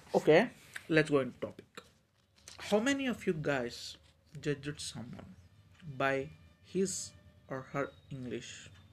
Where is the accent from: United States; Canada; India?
India; from India